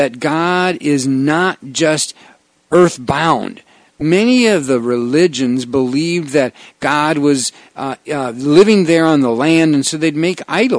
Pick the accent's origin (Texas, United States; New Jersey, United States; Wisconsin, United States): Wisconsin, United States; Wausau; I grew up in Wausau, Wisconsin, we call it Rib Mountain